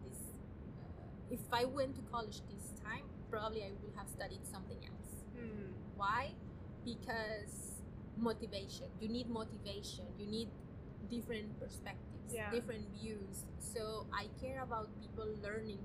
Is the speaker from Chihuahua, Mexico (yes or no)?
yes; Chihuahua, Mexico; now in Los Angeles, United States; I was born and raised in Mexico in a city called Chihuahua, which is at the north of part of Mexico, very close to the border with Texas.